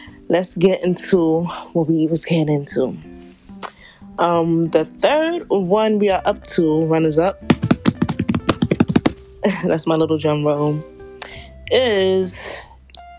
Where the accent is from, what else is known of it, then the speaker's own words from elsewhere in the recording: New York City, New York, United States; I am from Southside, Jamaica, Queens.